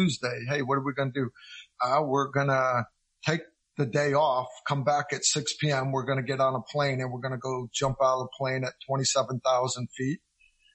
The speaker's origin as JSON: {"language": "English", "region": "Connecticut", "country": "United States", "tie": "born or raised there", "also_born_or_lived": "Kentucky", "moved": "as an adult", "said": "I grew up in Connecticut"}